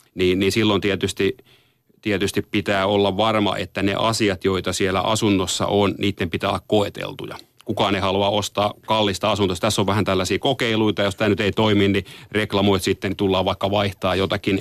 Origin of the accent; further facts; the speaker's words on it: Tampere, Pirkanmaa, Finland; moved away; vanha kotikaupunkini Tampere